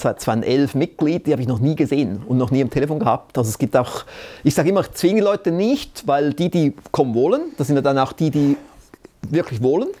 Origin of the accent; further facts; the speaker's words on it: Switzerland; vielleicht bin ich fast ein bisschen zu bescheiden als Schweizer